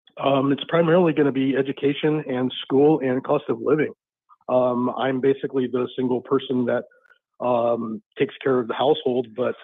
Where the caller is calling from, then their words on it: Fresno, California, United States; Hello. Hey, Fresno, California.